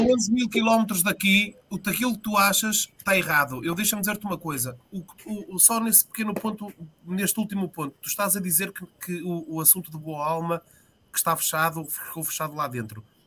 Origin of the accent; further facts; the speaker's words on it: Portugal; associado do Vitória, que é o clube da minha vida e da minha terra